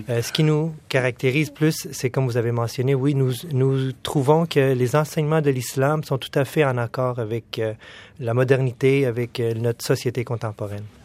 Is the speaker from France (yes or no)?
no; Quebec City, Quebec, Canada; also born or lived in Pakistan; now in Montreal, Canada; mes parents ont immigré au Canada quand j'étais tout petit. Oui. Puis euh, j'ai fait tout mon parcours scolaire au Québec, euh, à la ville de Québec